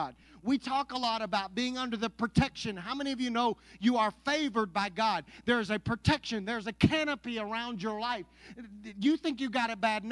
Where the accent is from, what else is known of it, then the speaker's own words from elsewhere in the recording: Anadarko, Oklahoma, United States; I grew up in Anadarko, Oklahoma, and attended church in Apache, Oklahoma